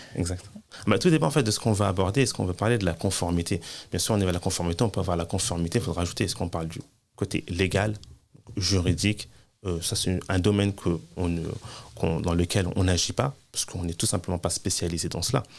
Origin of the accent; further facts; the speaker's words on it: France; moved away as an adult; Je suis né en France, j'ai grandi en France, j'ai étudié en France, j'ai travaillé en France